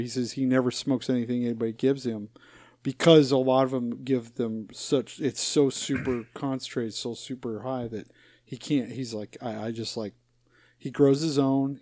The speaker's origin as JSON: {"language": "English", "region": "Utah", "country": "United States", "tie": "born or raised there", "moved": "yes", "said": "I was born, born and raised in Utah"}